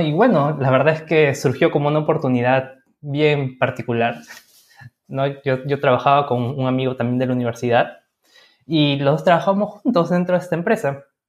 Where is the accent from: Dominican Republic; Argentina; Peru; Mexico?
Peru; somos de Perú